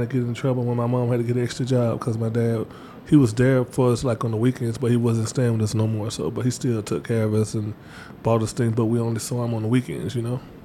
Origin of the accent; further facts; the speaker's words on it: Batesville, Mississippi, United States; I'm from Batesville, Mississippi